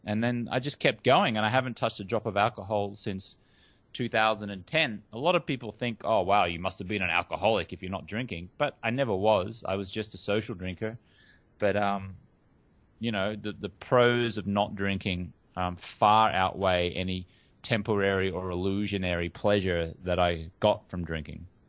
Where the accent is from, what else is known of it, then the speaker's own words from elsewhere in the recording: Australia; moved away as an adult; now in Hollywood, United States; I grew up in Australia